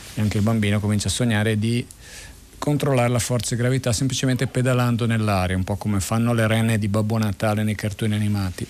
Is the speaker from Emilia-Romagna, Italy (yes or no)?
no; Premosello, Piedmont, Italy; sono nato proprio lì a Premosello nel 1961 per la precisione e ehm, mh, lì ehm, ho cominciato a scoprire il territorio